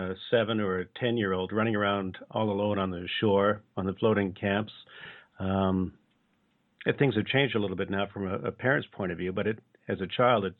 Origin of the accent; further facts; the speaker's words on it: Bowen Island, British Columbia, Canada; also born or lived in Horseshoe Bay; I grew up on Bowen Island, and I went to school in Horseshoe Bay.